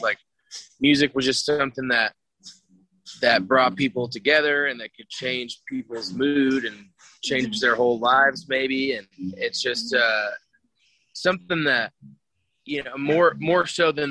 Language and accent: English; San Antonio, Texas, United States; moved away as an adult; now in North Texas, United States; I grew up in San Antonio